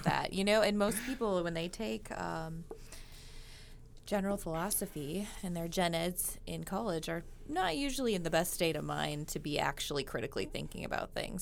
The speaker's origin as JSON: {"language": "English", "region": "Minnesota", "country": "United States", "tie": "born or raised there", "moved": "yes", "said": "I grew up in Minnesota"}